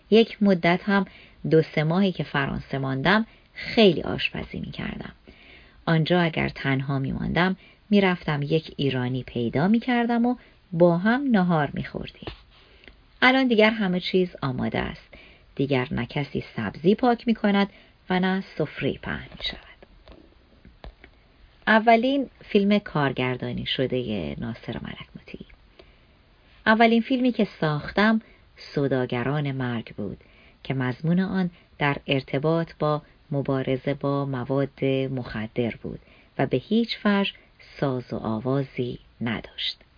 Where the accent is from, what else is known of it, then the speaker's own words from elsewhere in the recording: Tehran, Tehran Province, Iran; born there; من در کوچه دانشسرا در دروازه شمیران به دنیا آمدم و در دانشسرای عالی درس خواندم.